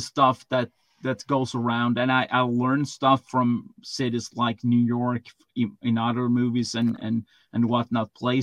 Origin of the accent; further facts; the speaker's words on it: Sweden; me growing up in Sweden